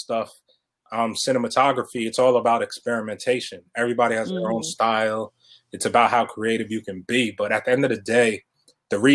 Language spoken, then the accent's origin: English; Elmont, New York, United States; I grew up in Elmont